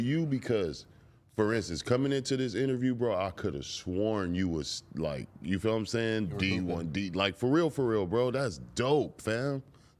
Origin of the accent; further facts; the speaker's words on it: Compton, California, United States; I'm from Compton.